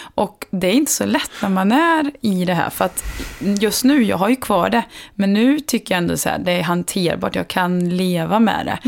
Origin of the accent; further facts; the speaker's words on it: Värmland, Sweden; now in Stockholm, Sweden; hemma i Värmland